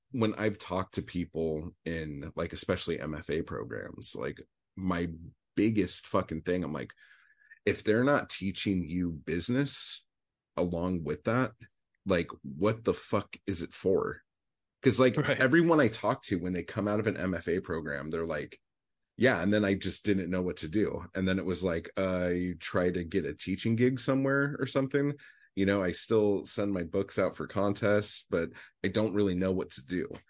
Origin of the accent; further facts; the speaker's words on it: Orange County, Southern California, United States; moved away; also born or lived in Anaheim / Los Angeles; I'm from Southern California. I grew up in um, Orange County, like as oh, a child